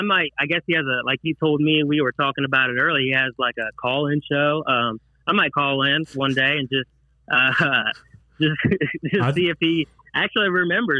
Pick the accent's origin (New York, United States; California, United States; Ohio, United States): Ohio, United States; I'm from Ohio.